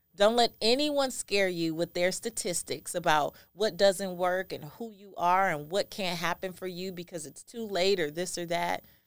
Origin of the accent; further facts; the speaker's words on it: Los Angeles, California, United States; I am a first generation American. I am Belizean, and I was raised in South Central Los Angeles, an area called Lemur Park